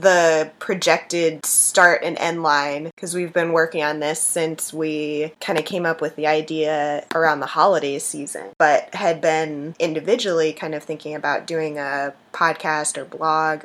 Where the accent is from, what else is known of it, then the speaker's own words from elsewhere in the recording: West Palm Beach, Florida, United States; I grew up in West Palm